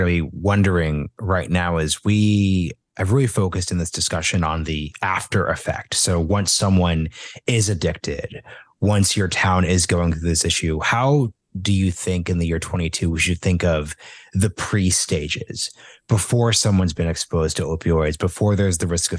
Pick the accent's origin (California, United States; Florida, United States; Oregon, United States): Oregon, United States; And I'm from Oregon